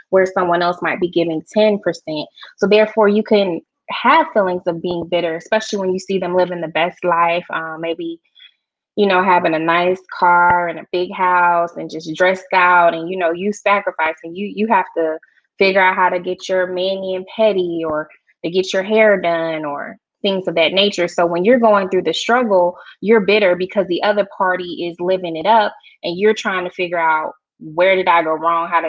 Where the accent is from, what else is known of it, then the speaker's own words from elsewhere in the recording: Georgia, United States; I'm not from Kentucky. So mm-hmm. Yeah, I'm a Georgia peach